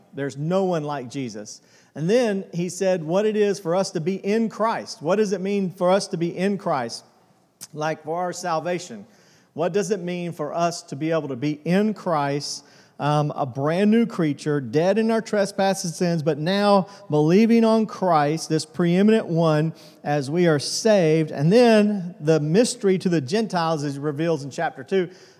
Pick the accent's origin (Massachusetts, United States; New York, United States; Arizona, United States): Arizona, United States; Tucson; born there; now in Benson, United States; When I was a kid, I remember I was born in Tucson, Arizona. I was talking about this morning we live in a little town called Benson, Arizona.